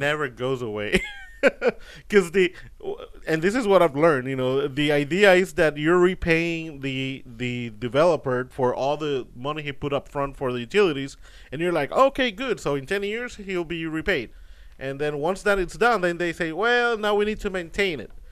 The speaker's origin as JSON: {"language": "English", "country": "Puerto Rico", "moved": "yes", "lives_now": "Houston, United States", "said": "I'm from Puerto Rico"}